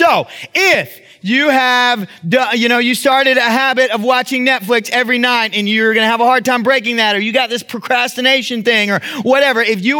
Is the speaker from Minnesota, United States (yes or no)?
no; Texas, United States; That's a product of how I was raised. I can't help that, right? I'm from the South. That's what we do. I'm from Texas, right?